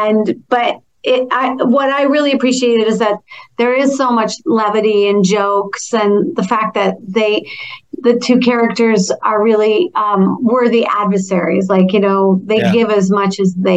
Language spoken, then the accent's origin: English; Minnesota, United States; moved away; also born or lived in Toronto; I'm from Minnesota